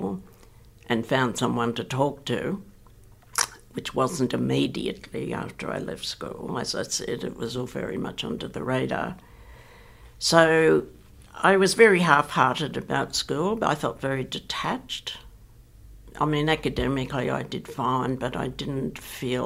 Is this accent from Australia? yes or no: yes; Sydney, New South Wales, Australia; I grew up in Ashfield, which at the time was a working class, very white, very Anglo suburb.